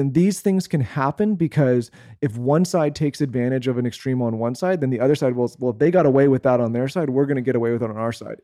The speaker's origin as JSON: {"language": "English", "town": "San Diego", "region": "California", "country": "United States", "tie": "born or raised there", "also_born_or_lived": "Los Angeles", "moved": "as an adult", "said": "we grew up in San Diego"}